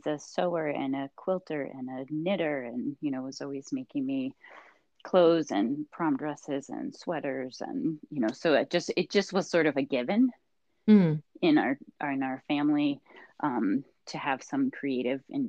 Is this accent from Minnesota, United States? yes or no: yes; Minneapolis, Minnesota, United States; moved away as an adult; also born or lived in Chapel Hill, North Carolina; growing up in Minneapolis